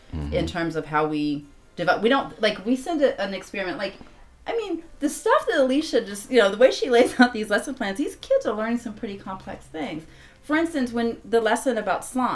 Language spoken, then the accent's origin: English; Los Angeles, California, United States; also born or lived in Chicago; I'm from Los Angeles, but I lived in Chicago for about 5 years.